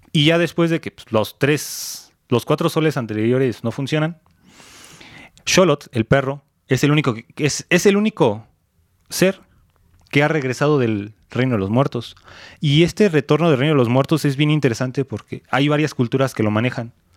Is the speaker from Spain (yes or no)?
no; Mexico; somos mexicanos